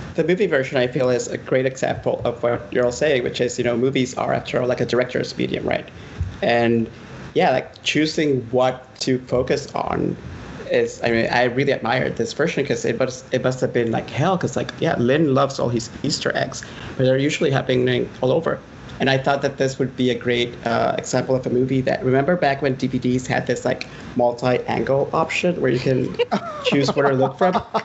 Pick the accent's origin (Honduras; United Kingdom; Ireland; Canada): Honduras; moved away as an adult; now in United States